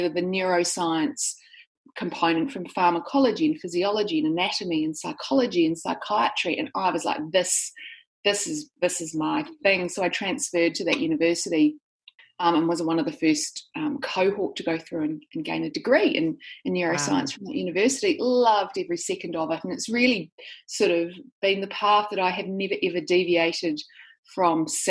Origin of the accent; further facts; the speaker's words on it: New Zealand; now in Sydney, Australia; I live in Sydney, Australia, but I'm actually a New Zealander. So I grew up in New Zealand